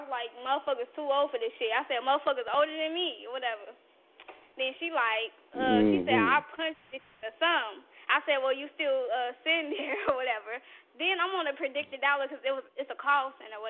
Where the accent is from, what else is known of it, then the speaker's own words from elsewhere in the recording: Gary, Indiana, United States; I'm from Gary